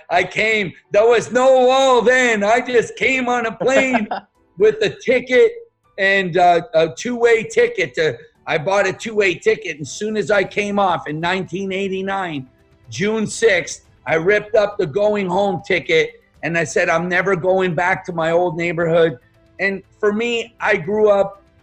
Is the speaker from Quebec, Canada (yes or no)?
yes; Montreal, Quebec, Canada; English is a second language; moved away as an adult; also born or lived in Yugoslavia / Toronto, Canada; now in United States; I grew up in Montreal, Canada, in a very, very poor area called Point St. Charles